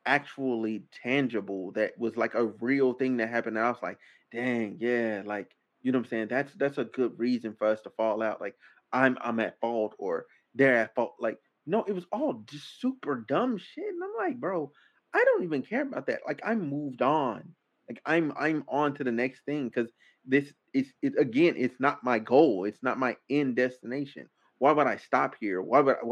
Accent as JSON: {"language": "English", "region": "Arkansas", "country": "United States", "moved": "yes", "said": "I'm from Arkansas."}